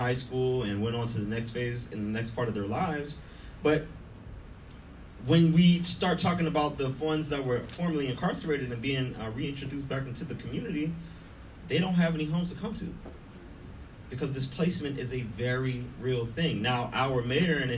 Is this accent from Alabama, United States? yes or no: no; Pittsburgh, Pennsylvania, United States; moved away as an adult; now in Inglewood, United States; I'm born and raised in Pittsburgh, Pennsylvania. I moved here 10 years ago